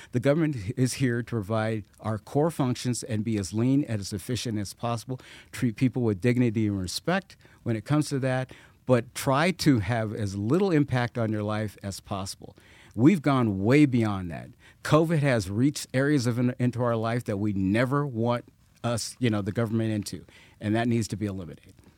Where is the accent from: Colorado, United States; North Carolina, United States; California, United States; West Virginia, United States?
Colorado, United States; Colorado Springs; I grew up here. Uh, this is my hometown.